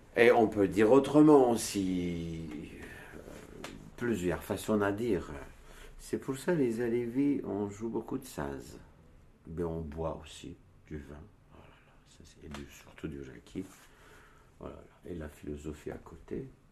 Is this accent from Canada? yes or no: no; Turkey; French is a second language; moved away as an adult; also born or lived in Istanbul / Switzerland; now in Montreuil, France; Je suis né en Turquie, moi. Je suis dans une montagne de. On parle kurde chez nous